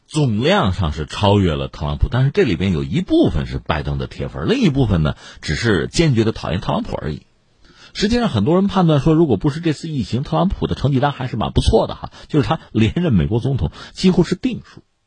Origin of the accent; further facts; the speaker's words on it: China; 这个不但是我们中国人不爱听